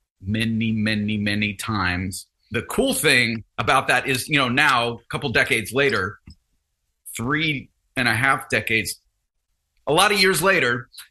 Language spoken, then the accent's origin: English; New Jersey, United States; also born or lived in Ohio / Louisiana / North Texas; I was born in Ohio, lived in Louisiana for a few years, moved to Jersey when I was in like grade school